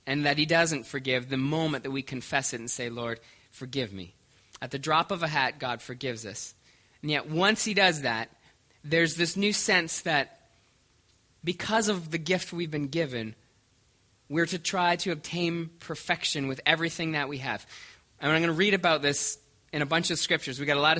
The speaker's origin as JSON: {"language": "English", "country": "Canada", "lives_now": "Omaha, United States", "said": "I'm becoming somewhat like people from Omaha, yet I'm still Canadian."}